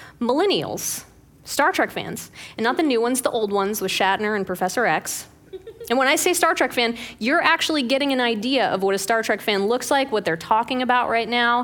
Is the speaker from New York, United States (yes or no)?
no; Pittsburgh, Pennsylvania, United States; When I was growing up in Pittsburgh